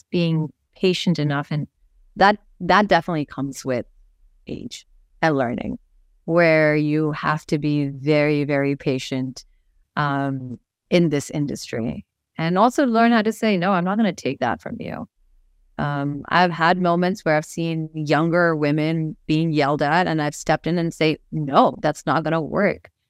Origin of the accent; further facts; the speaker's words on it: Missouri, United States; born there; also born or lived in Nepal / India; I was born in Missouri of Nepali parents who moved back to Nepal and went to India.